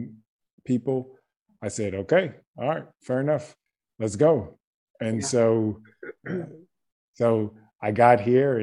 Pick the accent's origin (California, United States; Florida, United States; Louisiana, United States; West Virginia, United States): Louisiana, United States; Baton Rouge; moved away as an adult; now in Croatia; I was born in Baton Rouge, Louisiana.